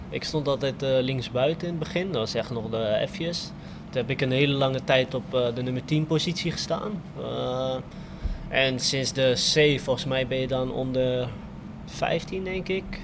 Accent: Rotterdam, South Holland, Netherlands; Daar is het niveau heel anders dan waar ik bijvoorbeeld vandaan kom. Ik kom uit Rotterdam Oost.

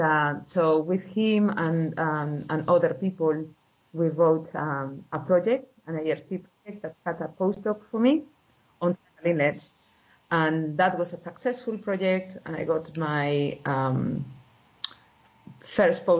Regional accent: Spain; moved away as an adult; also born or lived in Portugal; now in Sydney, Australia; originally from Spain and I did my PhD in Portugal

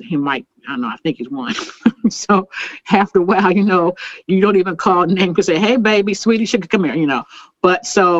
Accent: Harrisburg, Pennsylvania, United States; now in Indianapolis, United States; I'm from Pennsylvania, Harrisburg, and moved.

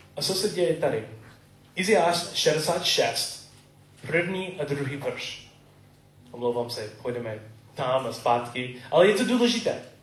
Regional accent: United States; Czech is a second language; moved away; Jsem typický Američan

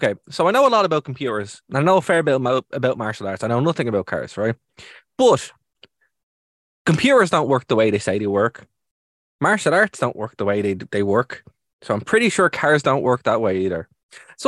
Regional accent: Ireland; being Irish

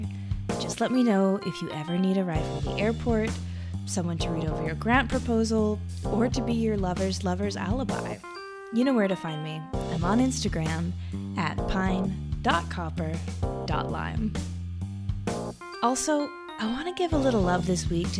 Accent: Washington, United States; I grew up in Washington State

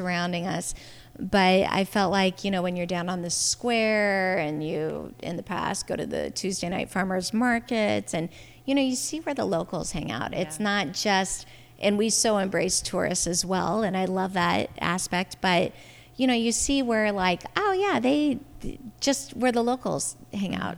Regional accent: Portland, United States; growing up in Portland, we would go to the beach every weekend

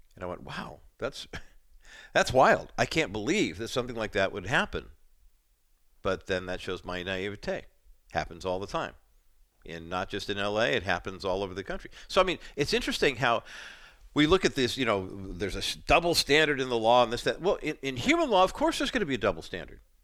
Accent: Orange County, California, United States; also born or lived in East Whittier, California; I was born in East Whittier and then moved to Orange County when I was seven

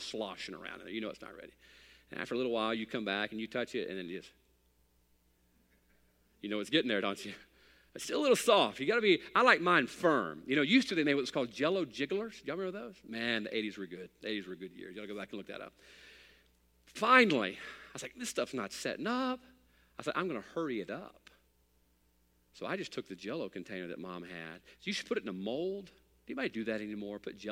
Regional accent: United States; I'm an American

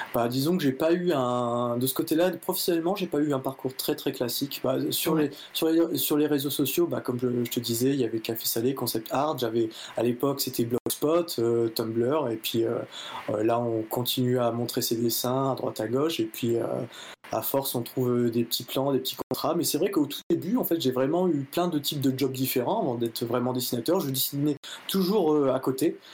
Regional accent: Nord-Pas-de-Calais, Hauts-de-France, France; je suis originaire du Nord-Pas-de-Calais

